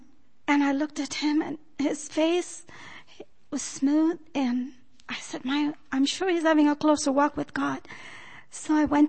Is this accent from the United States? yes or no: yes; Loma Linda, California, United States; Good morning. … I'm from Loma Linda.